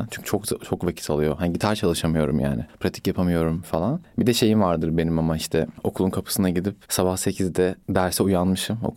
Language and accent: Turkish; Adana, Turkey; moved away as an adult; now in Istanbul, Turkey; işte 2011 yılında Adana'dan İstanbul'a taşındım müzik hayatım için.